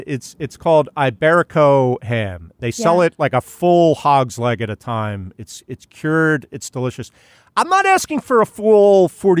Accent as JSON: {"language": "English", "region": "Pennsylvania", "country": "United States", "tie": "born or raised there", "said": "I grew up in Pennsylvania, not on a farm, but near farms."}